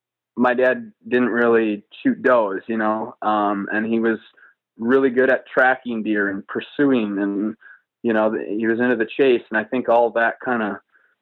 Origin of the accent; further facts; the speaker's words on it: Wisconsin, United States; I grew up on a small farm and in Wisconsin, and hunting, it's still a very strong tradition in Wisconsin.